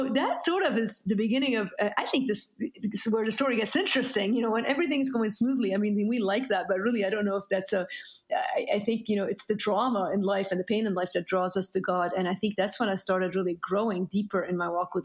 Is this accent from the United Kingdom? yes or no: no; Beirut, Beirut Governorate, Lebanon; moved away; I'm Lebanese. I grew up in Beirut, Lebanon.